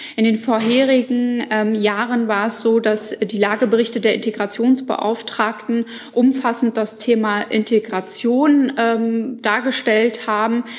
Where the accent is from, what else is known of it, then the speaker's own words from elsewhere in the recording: Schwerin, Mecklenburg-Vorpommern, Germany; meine Heimat Schwerin und Mecklenburg-Vorpommern